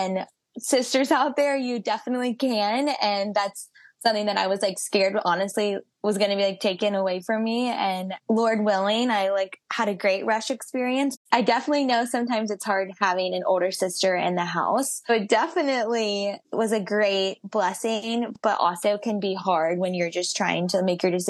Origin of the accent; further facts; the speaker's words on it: Georgia, United States; So I am from Georgia and went to Georgia.